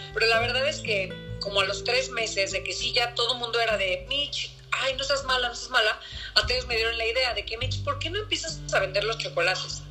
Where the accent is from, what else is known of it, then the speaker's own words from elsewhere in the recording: Mexico; yo también soy mexicano